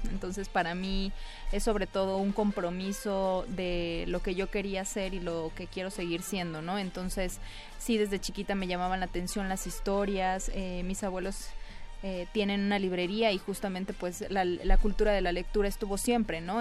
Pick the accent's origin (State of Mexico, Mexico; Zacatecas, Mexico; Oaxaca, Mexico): Oaxaca, Mexico; Isthmus of Tehuantepec; Yo soy eh, oaxaqueña, pero soy de la parte del Istmo de Tehuantepec